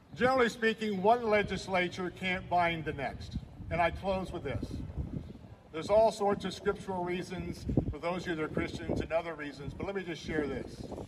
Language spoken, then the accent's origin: English; Tampa, Florida, United States; that's the Florida I grew up in. I grew up in a place not far from Raymond James Stadium where Dale Mabry was a two lane road